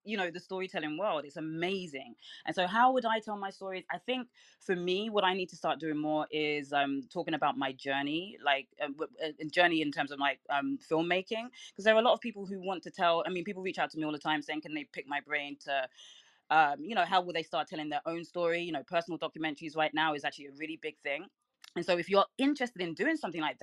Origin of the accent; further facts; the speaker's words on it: London, United Kingdom; now in Brooklyn, United States; I'm from London, but I live in Brooklyn